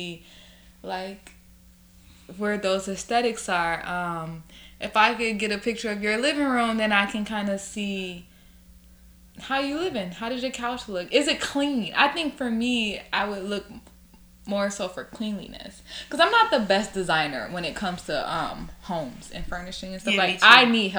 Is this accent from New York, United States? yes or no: yes; New York, United States; us New Yorkers